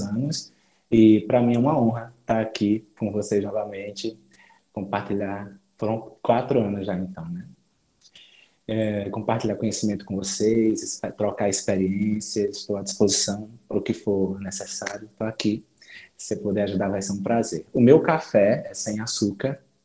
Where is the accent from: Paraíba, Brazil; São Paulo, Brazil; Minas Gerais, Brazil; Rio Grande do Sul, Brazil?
Paraíba, Brazil; João Pessoa; sou de João Pessoa, Paraíba